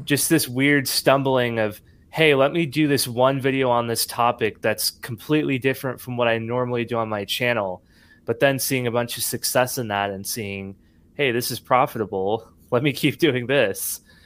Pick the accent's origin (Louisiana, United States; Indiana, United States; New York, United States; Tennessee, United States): Tennessee, United States; Nashville; born or raised there; also born or lived in San Jose, California